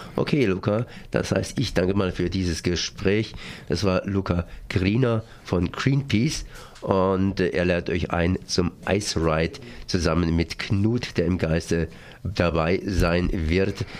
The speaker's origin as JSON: {"language": "German", "town": "Freiburg", "region": "Baden-Württemberg", "country": "Germany", "said": "als Freiburger"}